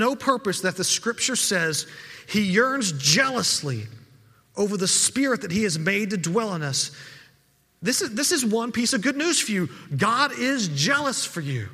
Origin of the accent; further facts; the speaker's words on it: Texas, United States; as a Texan